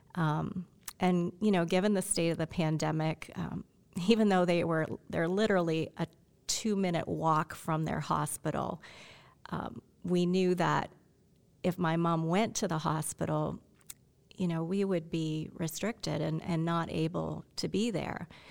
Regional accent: Canada; moved away; I'm Canadian. I have a Canadian passport

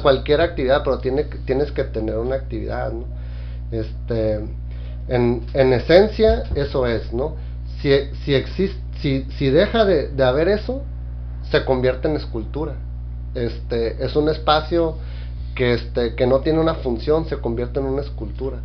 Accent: Tijuana, Baja California, Mexico; soy un tijuanense apasionado

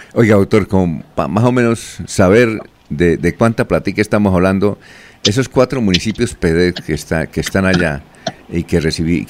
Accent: Santander, Colombia; aquí en Santander, la gente, aquí decimos un término que, que nosotros nos parece aceptable, en otras partes no se puede pronunciar esa palabra, nosotros estamos arrechos

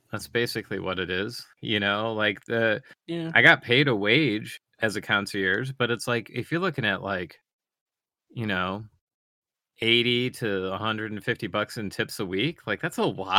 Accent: Michigan, United States; I'm from Michigan.

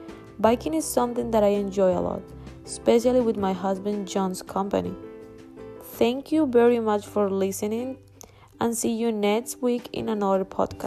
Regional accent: Colombia; English is a second language; now in United States; I'm from Colombia.

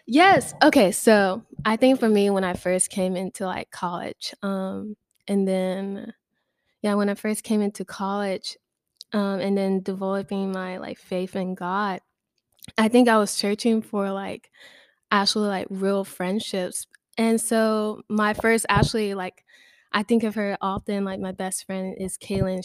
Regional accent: Baton Rouge, Louisiana, United States; moved away as an adult; now in Lafayette, United States; I'm from Baton Rouge, and I also came down to Lafayette for school

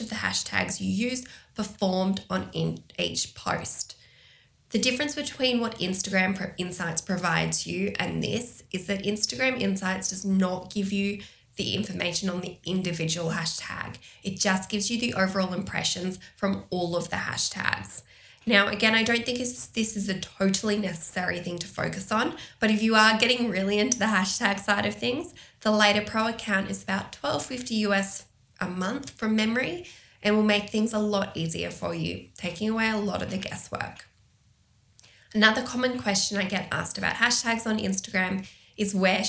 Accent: Albury, New South Wales, Australia; I'm going to use my hometown as an example here

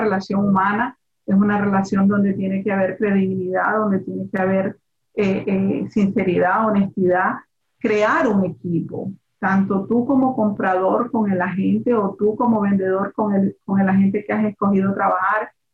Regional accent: Nicaragua; now in Miami, United States; yo soy latina, yo soy de Nicaragua

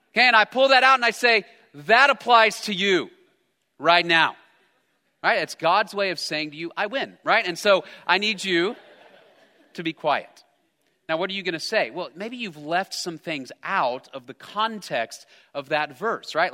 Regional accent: United States; I'm an American

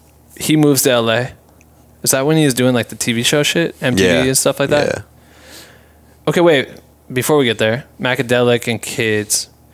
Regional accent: Iowa, United States; So I remember him playing in our hometown or like not my hometown, Des Moines, Iowa

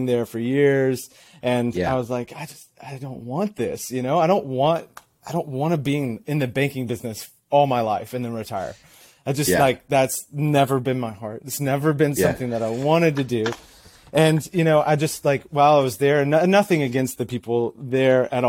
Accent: Athens, Georgia, United States; I am from Athens, Georgia. Originally from Athens, Georgia

